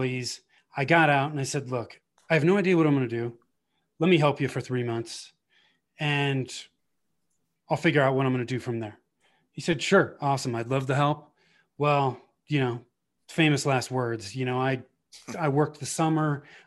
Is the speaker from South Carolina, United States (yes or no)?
no; Bay Area, Northern California, United States; born or raised there; moved away as an adult; now in Colorado, United States